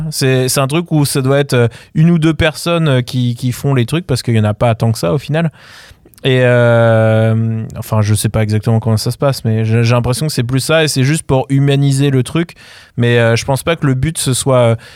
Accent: France; Ah, ouais, mais je suis de France.

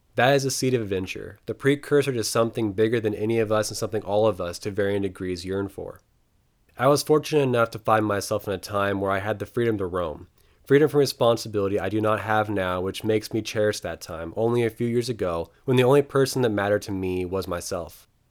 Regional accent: eastern Oregon, United States; driving tractors in the wide open wheat fields of my hometown and bailing alfalfa in the shadows of the Bulawayo Mountains in eastern Oregon

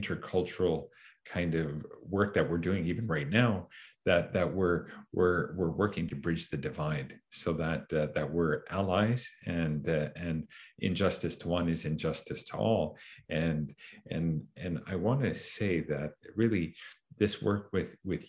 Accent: Canada; one of our identities is that we're Canadian

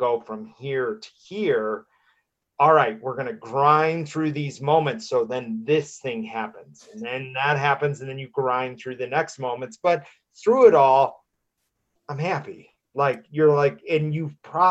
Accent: Midwest, United States; moved away as an adult; now in Denver, United States; I grew up in the Midwest, in the middle of the country

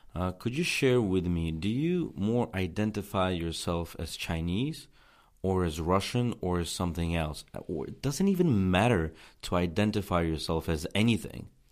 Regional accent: Tajikistan; English is a second language; when I was growing up in Tajikistan

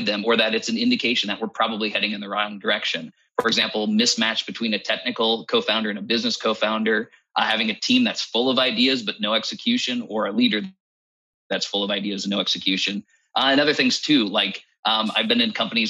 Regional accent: United States; as an American

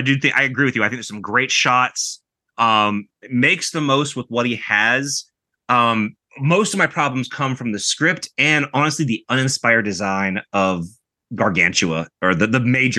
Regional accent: United States

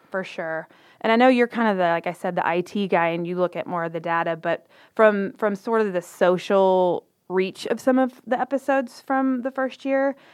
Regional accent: Waco, Texas, United States; we're both from Waco

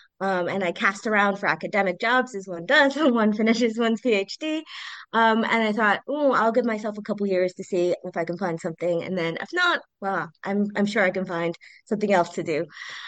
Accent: United States; Okay, so I grew up in the United States.

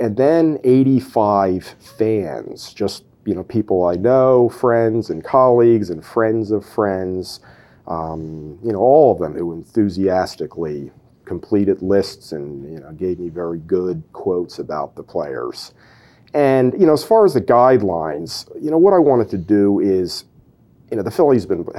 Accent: Philadelphia, Pennsylvania, United States; also born or lived in Downingtown; I grew up in the Philadelphia area.

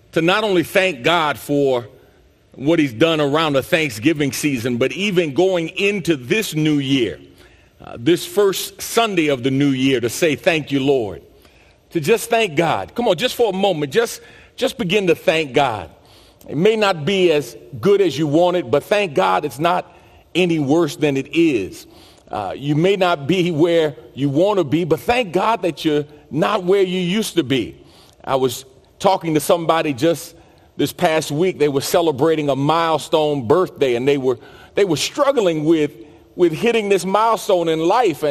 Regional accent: New York City, New York, United States; growing up in New York City and playing basketball

